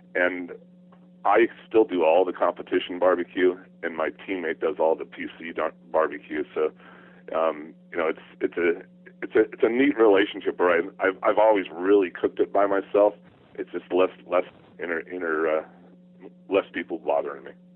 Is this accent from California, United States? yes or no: yes; California, United States; born or raised there; also born or lived in Arizona